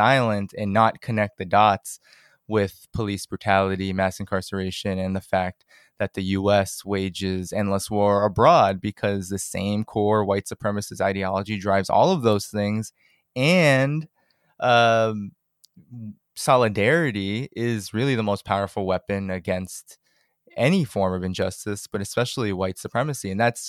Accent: Cambridge, Massachusetts, United States; No, I grew up in Cambridge, Massachusetts, technically usually seen as a very sort of bourgeois, academic, very small city, but I grew up closer to Boston. There are very clear working class pockets in Cambridge, and I'm from one of them.

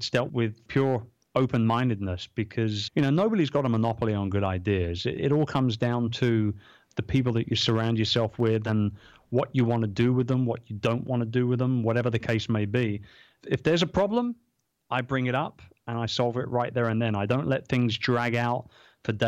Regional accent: London, United Kingdom; I'm from London.

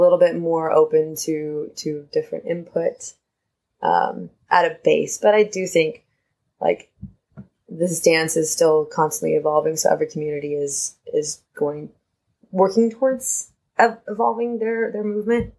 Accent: West Coast, United States; I'm from the West Coast

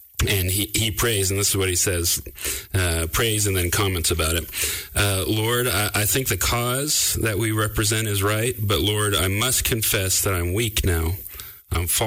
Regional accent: Southern California, United States; I grew up in Southern California

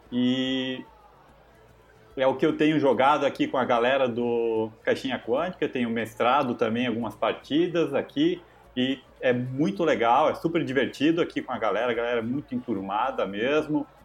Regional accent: Jaraguá do Sul, Santa Catarina, Brazil; E eu sou de Jaraguá do Sul, né? … E aqui em Jaraguá do Sul, em Santa Catarina, nessa cidade pequena, não tinha muito contato com RPG nos anos 90

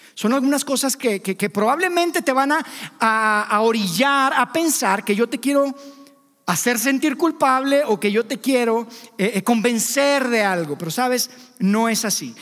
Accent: Mexico; Somos libres, somos mexicanos independientes

